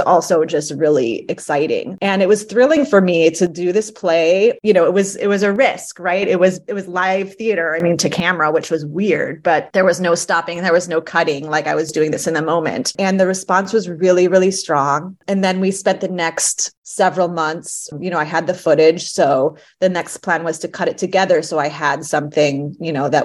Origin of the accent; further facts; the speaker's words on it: Chicago, Illinois, United States; also born or lived in Los Angeles; now in New York, United States; I'm from Chicago, but New York does feel like home to me